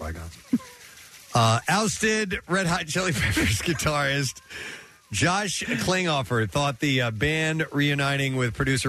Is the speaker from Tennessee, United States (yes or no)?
yes; Knoxville, Tennessee, United States; present me with the key to the city of my hometown of Knoxville, Tennessee.